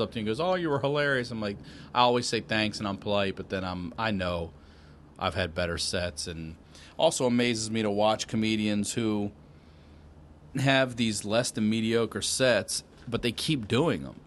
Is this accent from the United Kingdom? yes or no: no; Baltimore, Maryland, United States; moved away as an adult; I'm originally from, uh, Baltimore, Maryland. Grew up, I was born in the city, grew up outside the city, yeah, a few years later